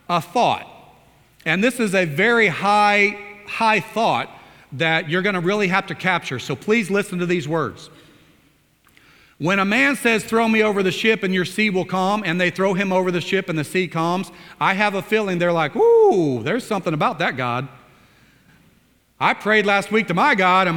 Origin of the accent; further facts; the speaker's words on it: Oklahoma, United States; I come from Oklahoma